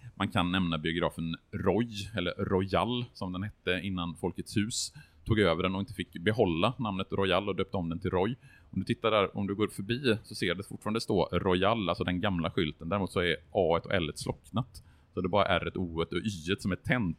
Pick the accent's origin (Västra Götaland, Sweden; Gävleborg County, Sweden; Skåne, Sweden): Västra Götaland, Sweden; Borås; now in Gothenburg, Sweden; när jag i min ungdom då åkte från Borås